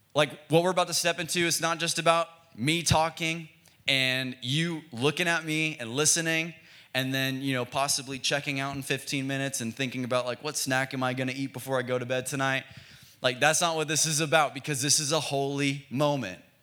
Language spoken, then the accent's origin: English; Frisco, Texas, United States; now in Oklahoma City, United States; We're from Dallas, Texas. We're from a suburb in Dallas called Frisco.